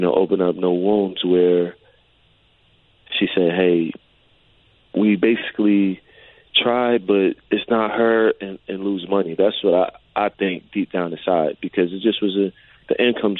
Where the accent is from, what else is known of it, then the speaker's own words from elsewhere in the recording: New Jersey, United States; I'm from New Jersey